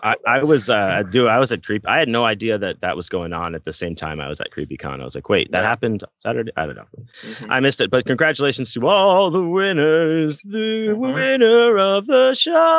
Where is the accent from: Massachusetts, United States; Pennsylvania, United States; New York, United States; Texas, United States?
Texas, United States; Houston; we're from Houston